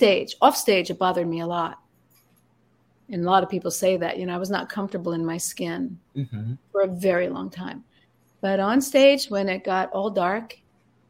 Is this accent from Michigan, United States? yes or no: no; Suffern, New York, United States; I was raised in Suffern